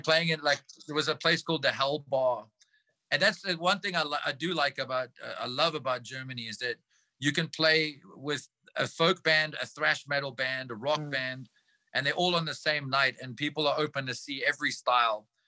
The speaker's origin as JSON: {"language": "English", "country": "South Africa", "said": "as South African musicians"}